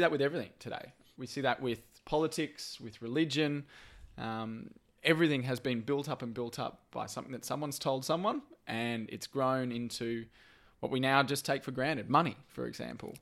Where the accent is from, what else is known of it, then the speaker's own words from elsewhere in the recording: Brisbane, Queensland, Australia; I grew up in Brisbane